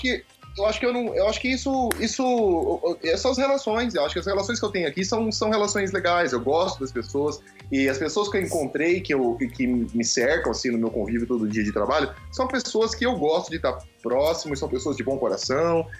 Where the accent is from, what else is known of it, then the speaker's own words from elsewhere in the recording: Brazil; moved away; o que eu mais sinto falta do Brasil, eu acho que são, são os amigos